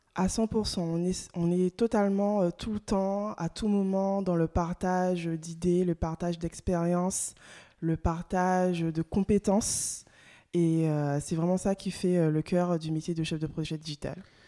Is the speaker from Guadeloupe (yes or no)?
yes; Guadeloupe; moved away as an adult; also born or lived in mainland France; Je suis originaire euh, de la Guadeloupe